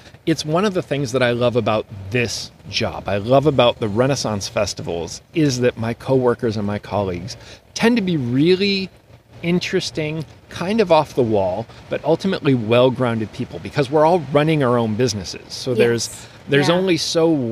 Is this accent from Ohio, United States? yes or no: yes; Northern Ohio, United States; I grew up in Northern Ohio, not far from Cedar Point